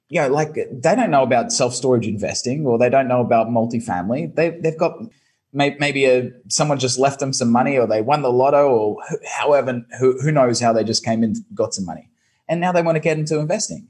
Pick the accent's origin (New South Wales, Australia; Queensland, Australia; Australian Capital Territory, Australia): Queensland, Australia; Brisbane; moved away as an adult; now in Ho Chi Minh City, Vietnam; I'm here in Saigon in Vietnam, but originally from Brisbane, Australia.